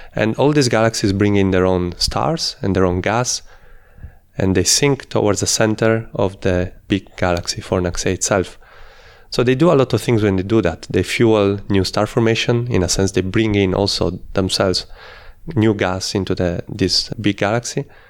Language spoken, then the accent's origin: English; Italy; moved away as an adult; also born or lived in Netherlands / Australia; I'm originally from Italy, though I did part of my studies in the Netherlands, and I worked in Australia